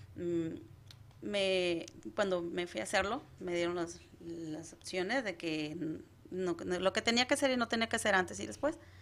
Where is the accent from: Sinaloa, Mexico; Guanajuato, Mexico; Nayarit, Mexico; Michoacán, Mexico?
Nayarit, Mexico; Acaponeta; moved away as an adult; now in United States; Soy de Nayarit, desde eh, Caponeta, Nayarit, soy Cora Huichol